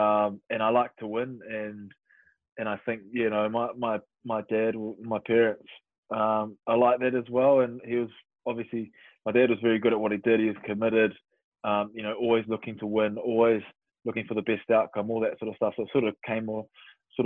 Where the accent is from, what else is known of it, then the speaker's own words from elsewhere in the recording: New Zealand; moved away as an adult; also born or lived in Waiouru, central North Island / Wellington; now in England; Growing up in New Zealand